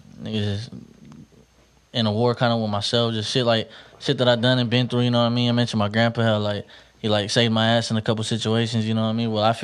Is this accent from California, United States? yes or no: yes; Stockton, California, United States; Yeah, East. I grew up right there on Vine. Vine and Filbert right there. By Fillmore School, yeah. Grew up right there. That was my grandpa's house, you know.